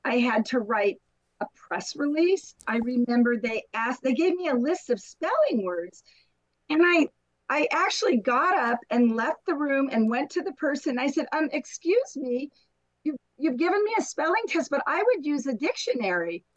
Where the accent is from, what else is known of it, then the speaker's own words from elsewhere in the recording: San Diego, California, United States; also born or lived in Anaheim; I was born and I grew up in San Diego